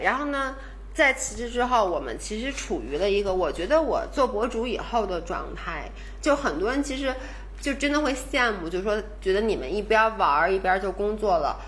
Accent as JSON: {"language": "Chinese", "region": "Beijing", "country": "China", "tie": "born or raised there", "said": "我们都是在北， 北京长大，然后呢，在北京工作，后来呢，就以前都是在正经上班的，就有在国企的，有在外企的"}